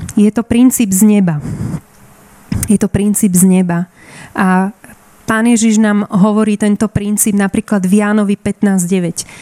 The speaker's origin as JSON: {"language": "Slovak", "town": "Bratislava", "region": "Bratislava Region", "country": "Slovakia", "said": "som z Bratislavy"}